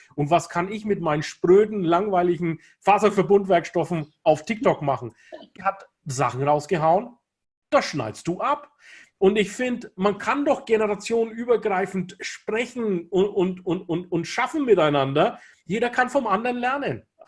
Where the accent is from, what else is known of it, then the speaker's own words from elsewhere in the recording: Kulmbach, Bavaria, Germany; ich bin in Deutschland in Kulmbach geboren, in Nordbayern